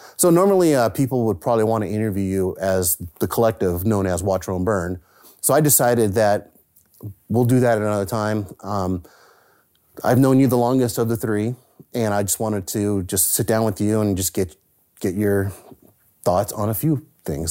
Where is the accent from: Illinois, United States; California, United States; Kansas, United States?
California, United States; San Francisco; I grew up in the Bay Area in San Francisco